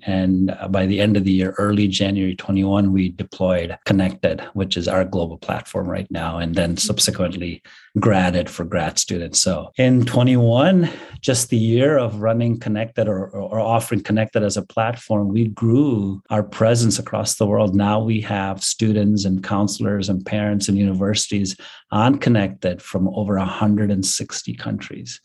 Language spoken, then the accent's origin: English; Bangalore, Karnataka, India; moved away as an adult; also born or lived in Kansas; my hometown of Bangalore